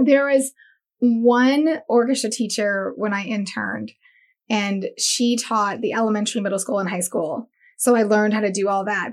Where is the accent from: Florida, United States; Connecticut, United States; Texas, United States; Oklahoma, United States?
Florida, United States; Daytona Beach; also born or lived in Miami; I was born in Miami and raised in Daytona.